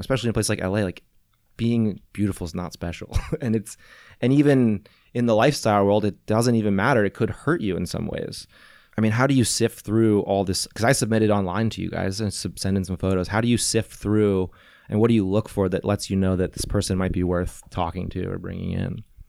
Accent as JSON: {"language": "English", "town": "St. Louis", "region": "Missouri", "country": "United States", "tie": "born or raised there", "also_born_or_lived": "Venice, California", "moved": "as an adult", "lives_now": "California, United States", "said": "I was in Saint Louis"}